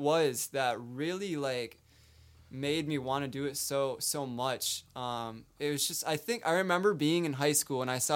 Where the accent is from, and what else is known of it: Mankato, Minnesota, United States; born or raised there